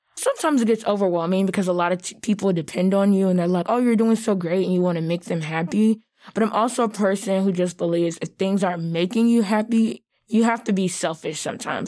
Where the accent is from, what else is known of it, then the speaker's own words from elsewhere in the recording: the South, United States; being Black and from the South